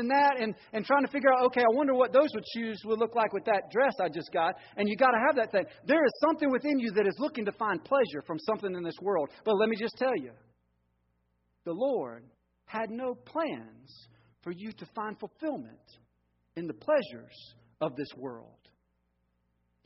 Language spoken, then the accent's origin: English; Georgia, United States; moved away; also born or lived in Florida; I grew up in Georgia, and my mama asked me to dig a hole in the backyard